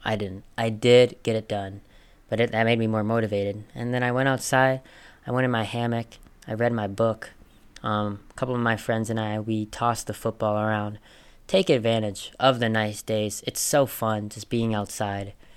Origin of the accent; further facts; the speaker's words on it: Minnesota, United States; I grew up in Minnesota